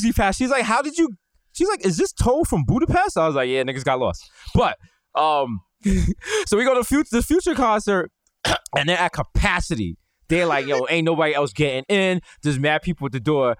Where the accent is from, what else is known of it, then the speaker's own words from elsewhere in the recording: New York City, New York, United States; we are from the Bronx.